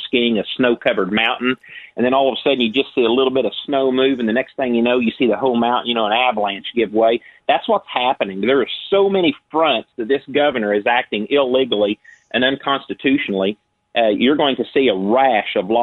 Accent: Clay County, Illinois, United States; I'm actually from Clay

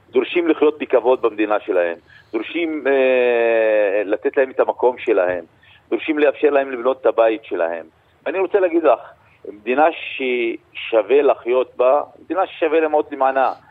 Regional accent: Israel

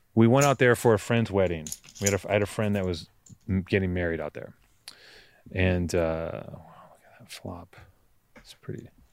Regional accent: Los Angeles, California, United States; I grew up in Venice

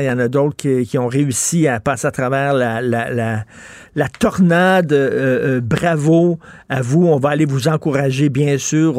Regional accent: Montreal, Quebec, Canada; je viens d'un milieu très modeste. Je viens de Verdun.

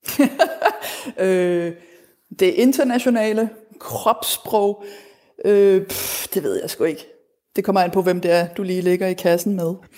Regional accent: Denmark; moved away; also born or lived in Berlin, Germany; derhjemme i Danmark

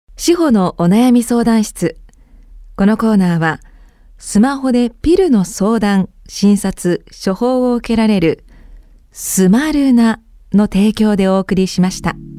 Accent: Sapporo, Hokkaido, Japan; now in Tokyo, Japan; 私札幌出身なんですけど実家の札幌に住んでいる両親が私が今住んでいる東京のお家に遊びに来た

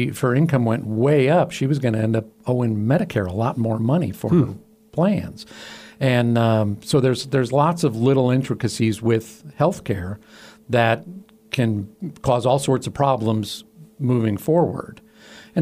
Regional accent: Chicago, Illinois, United States; also born or lived in Northern Virginia; now in Floyd, United States; I grew up in Chicago

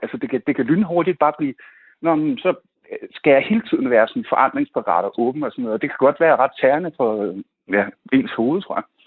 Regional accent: Nørrebro, Capital Region of Denmark, Denmark; jeg kommer fra Nørrebro

